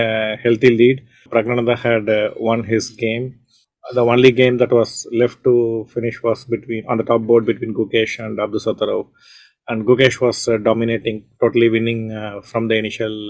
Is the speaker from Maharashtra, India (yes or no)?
no; Chennai, Tamil Nadu, India; hosting it from Chennai, where I was born and brought up, my hometown